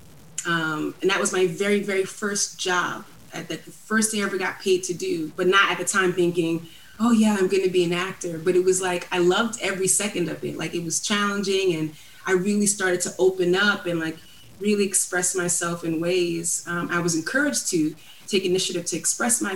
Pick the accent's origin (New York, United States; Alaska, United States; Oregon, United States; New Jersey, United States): New York, United States; New York City; growing up in Brooklyn, it was like little Nigeria in our apartment